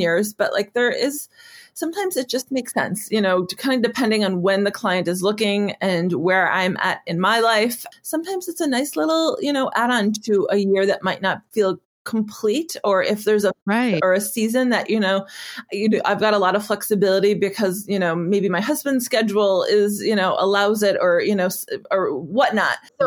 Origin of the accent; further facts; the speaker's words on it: Wisconsin, United States; moved away; in a park uh, in my hometown